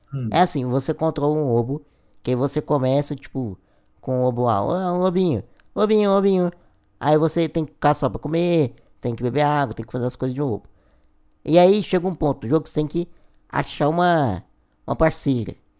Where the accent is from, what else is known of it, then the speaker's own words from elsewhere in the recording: Goiânia, Goiás, Brazil; eu sou de Goiás, de Goiânia, Goiás